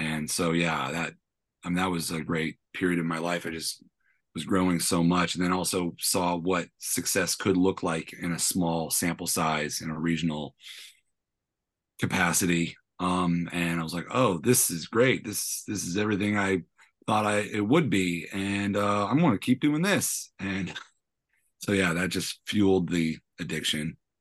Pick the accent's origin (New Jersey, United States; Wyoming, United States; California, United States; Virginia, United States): California, United States; San Francisco; also born or lived in New York / London; I always kinda ended up back where I'm from, which I was born and raised in San Francisco